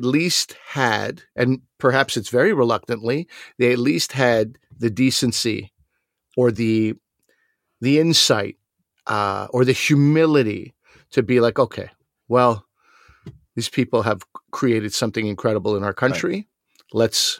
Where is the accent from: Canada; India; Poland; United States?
Canada; Montreal, Quebec; growing up in Montreal, lots of Greeks, lots of gyros.